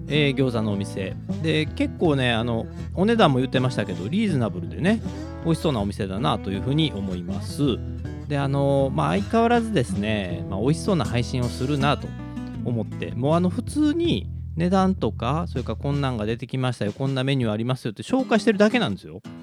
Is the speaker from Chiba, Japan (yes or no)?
no; Kobe, Hyogo, Japan; 神戸っ子…